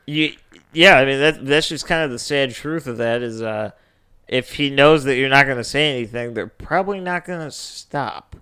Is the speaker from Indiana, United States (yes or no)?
yes; Northwest Indiana, United States; also born or lived in Chicago; I'm from, you know, Northwest Indiana